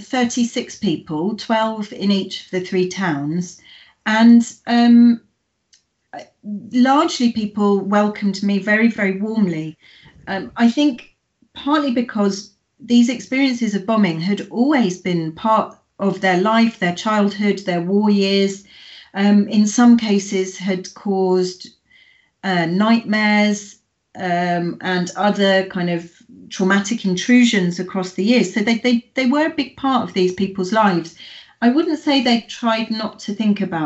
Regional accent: United Kingdom; the Britishness of me

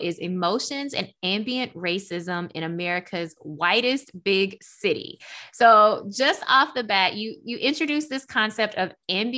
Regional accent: Memphis, Tennessee, United States; moved away as an adult; also born or lived in Washington, D.C.; I am originally from Memphis

